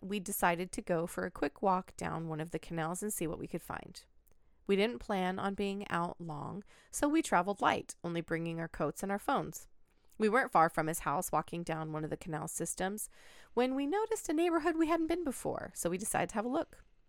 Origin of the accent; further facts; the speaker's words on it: Pacific Northwest, United States; But it just reminds me of like the area that I grew up in the Pacific Northwest. I literally had so many farms right down the street from me.